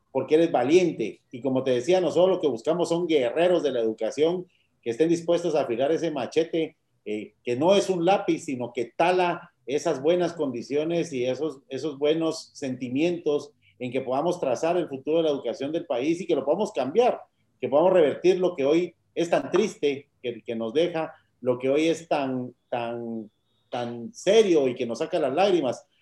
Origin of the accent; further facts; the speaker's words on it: Guatemala; tenemos que explorar como guatemaltecos